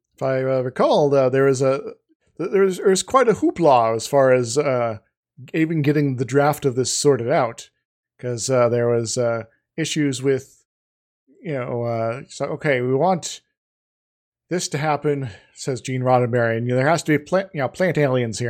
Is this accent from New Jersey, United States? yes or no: no; Iowa, United States; growing up in Iowa